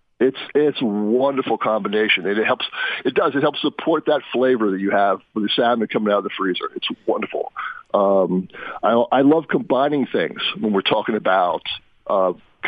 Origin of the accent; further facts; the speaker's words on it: East Coast, United States; I'm from the East Coast